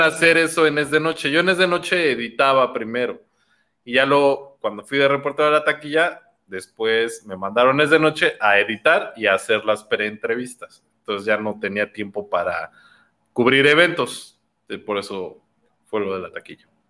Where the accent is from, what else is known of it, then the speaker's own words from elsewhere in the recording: Mexico City, Mexico; yo nací en Iztapalapa